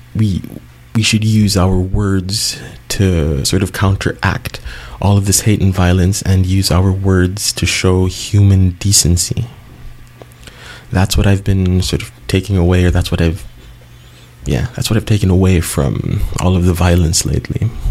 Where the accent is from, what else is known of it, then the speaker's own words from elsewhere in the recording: Cebu City, Central Visayas, Philippines; Cebu um, in 2013, my hometown